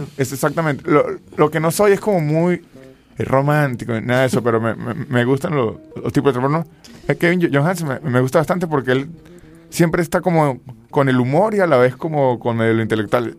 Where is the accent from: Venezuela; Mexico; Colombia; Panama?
Venezuela; San Cristóbal, Táchira; yo soy de San Cristóbal, pero mi familia es finquera